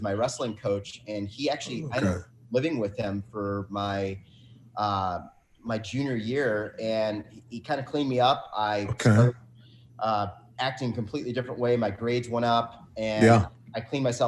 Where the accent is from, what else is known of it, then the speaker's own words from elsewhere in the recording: Longmeadow, Massachusetts, United States; moved away as an adult; also born or lived in North Carolina / Florida; now in Minnesota, United States; I grew up there.